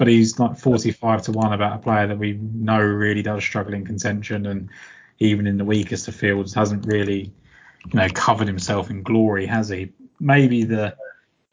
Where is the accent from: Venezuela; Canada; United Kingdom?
United Kingdom; England; as a English person